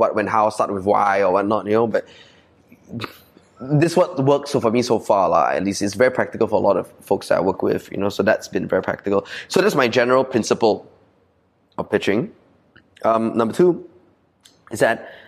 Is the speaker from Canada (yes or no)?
no; Malaysia; accent: Ah Beng; also born or lived in Sydney, Australia / United States; I'm like true and true abeng in my core accent, right? Because I'm in Chinese school, I grew up in Malaysia